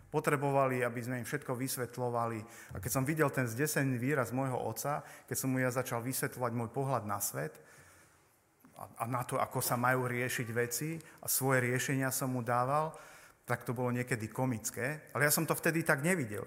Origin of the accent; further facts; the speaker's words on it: Poprad, Prešov Region, Slovakia; sme teda z Popradu s manželkou